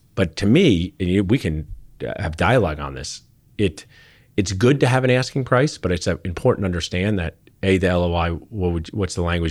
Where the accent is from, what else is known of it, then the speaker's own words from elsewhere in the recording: Pennington, New Jersey, United States; moved away; I grew up in Central New Jersey where you could go Giants or Eagles